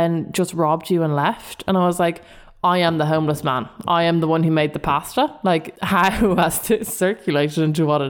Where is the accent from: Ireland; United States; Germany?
Ireland; we as Irish people